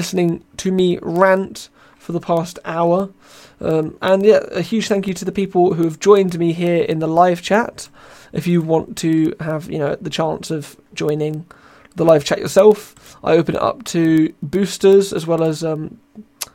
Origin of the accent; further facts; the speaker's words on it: United Kingdom; I am British